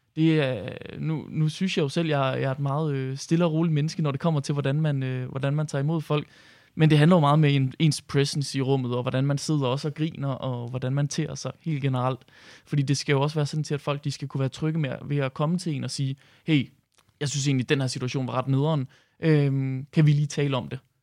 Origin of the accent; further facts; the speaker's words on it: Herning, Central Denmark Region, Denmark; nu kommer jeg selv fra Herning